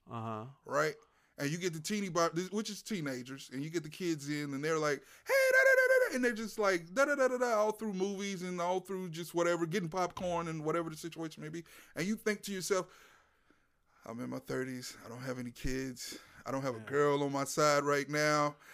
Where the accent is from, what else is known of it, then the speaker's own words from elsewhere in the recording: Louisiana, United States; moved away as an adult; also born or lived in San Antonio; now in Houston, United States; I'm from Louisiana, Bob. Oh, when did you move here? I moved here. I moved to Texas in 2006, 2005, 2006. I moved to San Antonio. Uh, in 2010, I moved here.